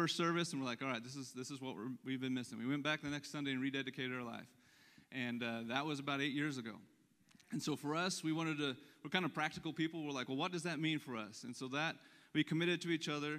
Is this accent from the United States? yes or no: yes; Lebanon, Missouri, United States; that's my hometown. So that's where I was born and raised